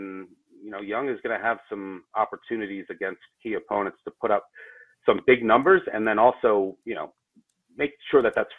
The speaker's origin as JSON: {"language": "English", "town": "Philadelphia", "region": "Pennsylvania", "country": "United States", "said": "I mean, I'm from Philly, so probably the World Series."}